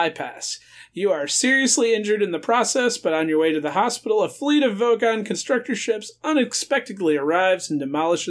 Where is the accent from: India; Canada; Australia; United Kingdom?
United Kingdom; That's because we're British. There was a wash basin.